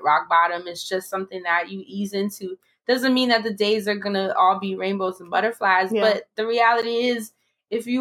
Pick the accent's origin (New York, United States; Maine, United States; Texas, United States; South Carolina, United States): New York, United States; New York City; I'm from the Carver Project in Harlem.